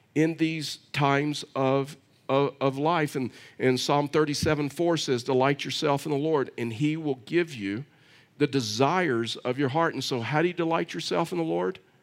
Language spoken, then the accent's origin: English; Texas, United States; I'm from Texas